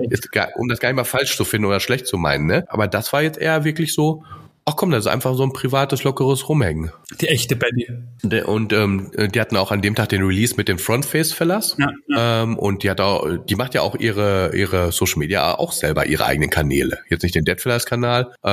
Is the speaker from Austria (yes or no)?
yes; Austria; Ja, ich bin aus Österreich.